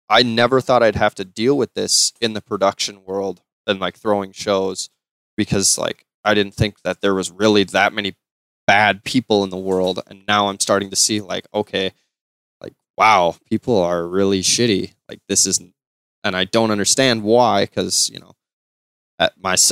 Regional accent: Wisconsin, United States; we're from Wisconsin

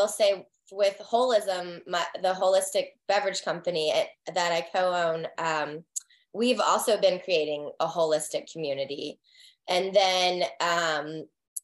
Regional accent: the Carolinas, United States; moved away as an adult; also born or lived in Texas; now in Raleigh, United States; I'm from the Carolinas.

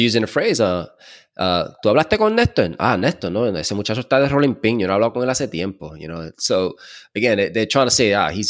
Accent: New York, United States; moved away; also born or lived in Puerto Rico; growing up in New York from my from my family, uncles, you know, relatives.

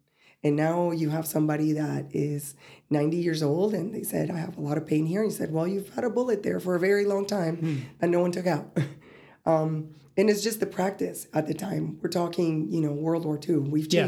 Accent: West Palm Beach, Florida, United States; also born or lived in Colombia; I'm from West Palm Beach, Florida, but last time I've been there was maybe over 8 years ago. You know, I was born in Colombia. I go there more often.

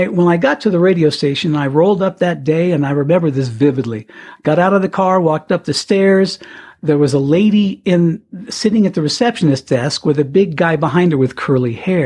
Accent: Canon City, Colorado, United States; moved away as an adult; also born or lived in Charleston, South Carolina / Virginia Beach / Pueblo, Colorado / Miami; he retired in Canyon City, and that's where I grew up, 1965

